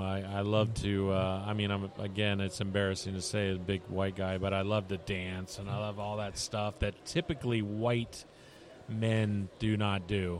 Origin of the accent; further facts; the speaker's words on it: Tampa, Florida, United States; I'm from Tampa.